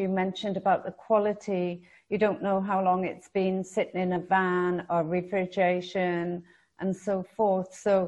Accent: United Kingdom; also born or lived in France; now in Australia; I grew up in Britain

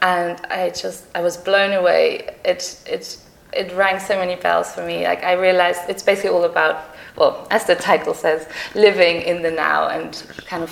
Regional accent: Germany; moved away as an adult; also born or lived in Sydney, Australia / Netherlands / Manchester, United Kingdom; now in London, United Kingdom; I was actually born in Sydney, and I grew up in the Netherlands and in Germany.

